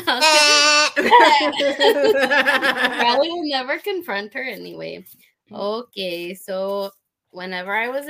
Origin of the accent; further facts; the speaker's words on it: Midwest, United States; accent: Midwestern; My Midwestern accent